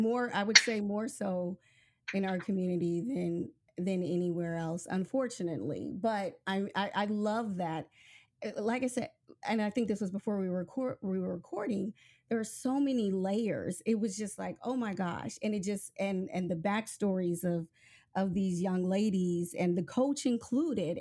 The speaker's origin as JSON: {"language": "English", "region": "Nebraska", "country": "United States", "moved": "yes", "said": "I'm originally from Nebraska"}